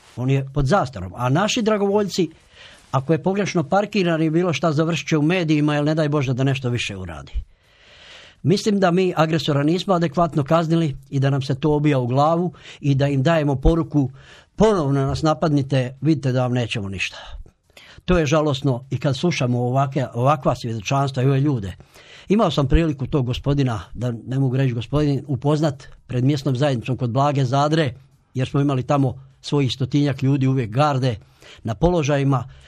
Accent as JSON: {"language": "Croatian", "town": "Tovarnik", "region": "Vukovar-Srijem County", "country": "Croatia", "tie": "born or raised there", "said": "ja sam dijete iz sela Tovarnika"}